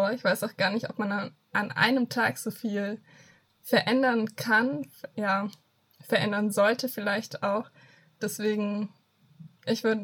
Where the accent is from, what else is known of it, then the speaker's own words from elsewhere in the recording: Fürth, Bavaria, Germany; Ich sitze hier im Süden, im schönen Franken ich komme nämlich aus Fürth und studiere in Erlangen Philosophie und Buchwissenschaft.